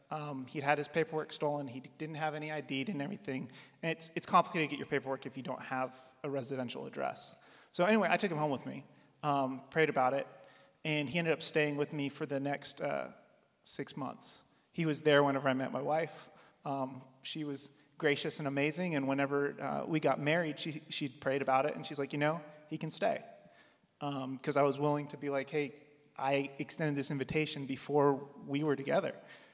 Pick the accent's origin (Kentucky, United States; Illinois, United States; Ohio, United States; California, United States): Kentucky, United States; Wilmore; So I grew up in Wilmore, Jessamine County